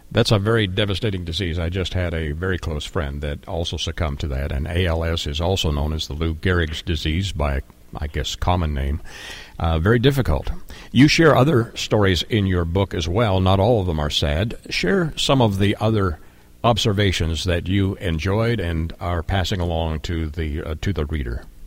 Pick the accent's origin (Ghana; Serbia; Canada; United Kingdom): Canada; I am a Canadian by heritage and birth